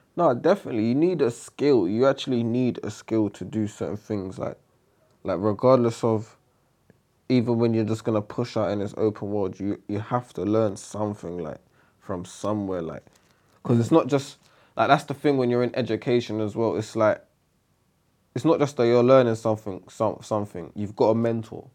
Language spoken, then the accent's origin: English; London, United Kingdom; So that's where I grew up. I grew up in E C